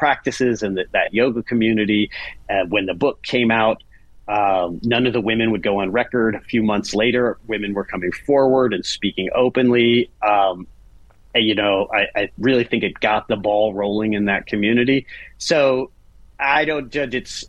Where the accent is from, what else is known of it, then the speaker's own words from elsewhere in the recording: Silver Spring, Maryland, United States; moved away as an adult; also born or lived in Brooklyn, New York; I'm out of Maryland, inside the Beltway, Maryland. So right pushed up against D.C., Silver Spring, for people who are in the know. A lovely, lovely community. I grew up with a kind of a fond view of the suburbs